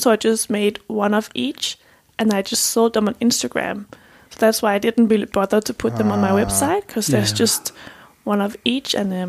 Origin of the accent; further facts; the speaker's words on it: Stevns, Zealand, Denmark; At Stevens.